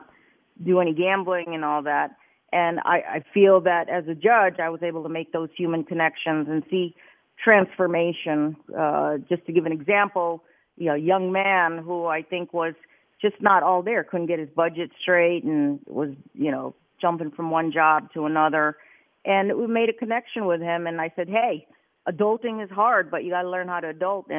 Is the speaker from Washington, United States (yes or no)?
no; New Jersey, United States; now in Las Vegas, United States; I'm a kid from New Jersey. I'm the Jersey girl judge